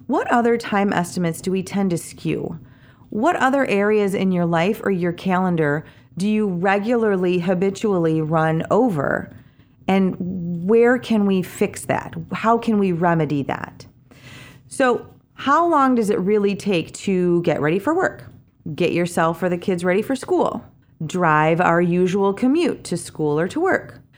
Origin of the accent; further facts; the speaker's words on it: Kalamazoo, Michigan, United States; moved away; my hometown of Kalamazoo